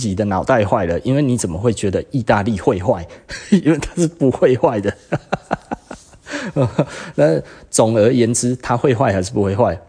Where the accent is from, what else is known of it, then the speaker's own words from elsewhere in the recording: Taiwan; 我我们其实台湾人大概就是少了那一些，